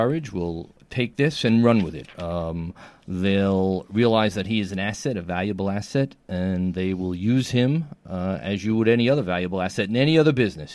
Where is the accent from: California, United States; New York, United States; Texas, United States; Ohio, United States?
New York, United States; New York City; From the Gotham Podcast Studio in the heart of downtown New York City, Tribeca, my hometown, the greatest city in the world